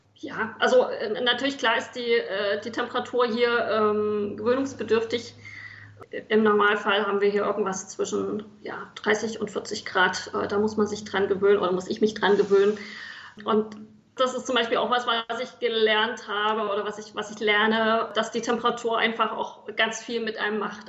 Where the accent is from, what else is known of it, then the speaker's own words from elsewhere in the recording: East Germany, Germany; moved away as an adult; now in South Sudan; ich bin groß geworden in der DDR